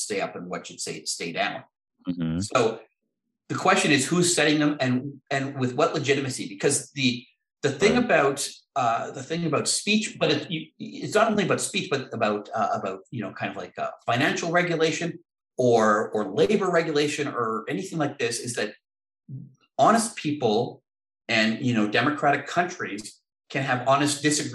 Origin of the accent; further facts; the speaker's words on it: Canada; As a Canadian